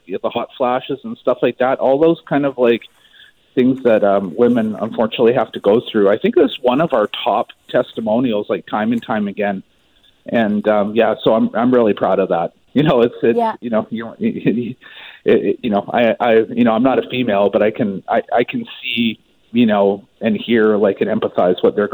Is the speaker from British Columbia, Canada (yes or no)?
yes; Maple Ridge, British Columbia, Canada; moved away; I'm actually originally from Maple Ridge.